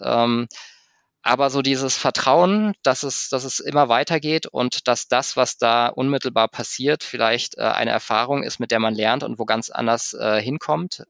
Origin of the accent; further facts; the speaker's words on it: Munich, Bavaria, Germany; als Münchner Kindle, als Münchner Kindle